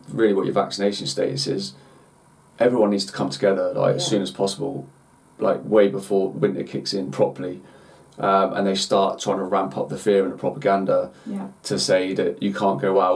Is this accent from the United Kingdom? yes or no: yes; United Kingdom; as British people